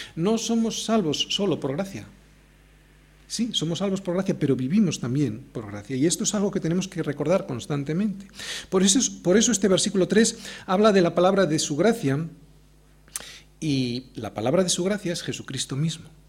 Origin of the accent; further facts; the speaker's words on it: Spain; Yo puedo tener un pasaporte argentino, pero en cuanto abro la boca, todo el mundo se da cuenta que soy español